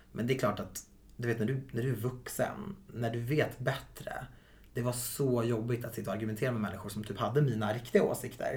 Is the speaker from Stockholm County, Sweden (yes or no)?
yes; Viksjö, Stockholm County, Sweden; Viksjö i sig är ju väldigt homogent